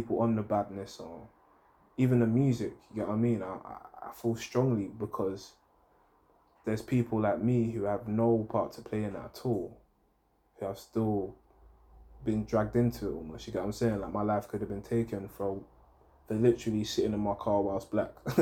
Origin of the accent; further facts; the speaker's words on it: London, United Kingdom; also born or lived in Hackney, London; where I grew up, I was born in Hackney, but a lot of my time was spent in Edmonton, because my mum was basically dropping us to school in Edmonton